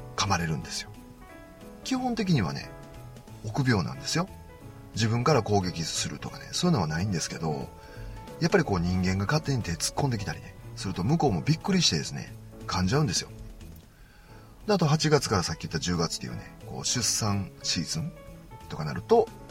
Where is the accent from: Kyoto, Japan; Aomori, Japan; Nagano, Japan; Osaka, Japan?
Osaka, Japan; 僕関西なんでね。僕は大阪な